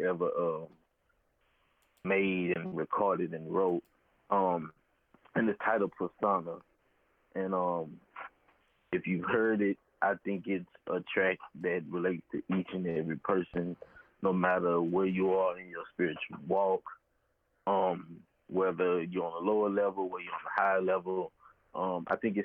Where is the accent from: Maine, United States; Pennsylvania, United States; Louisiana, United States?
Louisiana, United States; Baton Rouge; Born and raised in Baton Rouge, Louisiana.